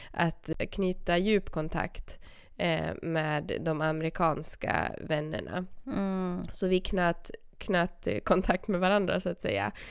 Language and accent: Swedish; Sweden; jag är ju svensk, så jag är ju stel och blyg.